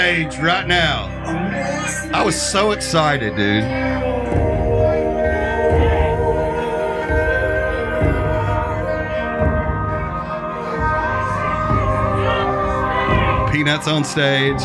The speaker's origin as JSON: {"language": "English", "region": "Alabama", "country": "United States", "said": "we're from Alabama"}